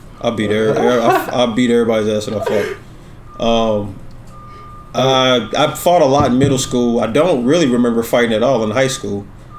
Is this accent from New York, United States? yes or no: no; Kansas City, Kansas, United States; I'm from Wyandotte County.